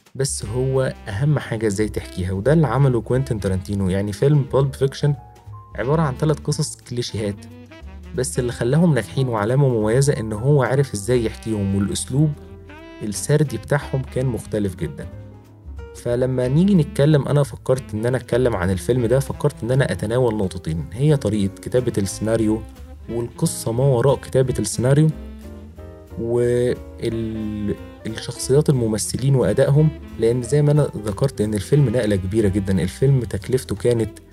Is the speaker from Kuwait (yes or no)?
no; Egypt; عندنا في مصر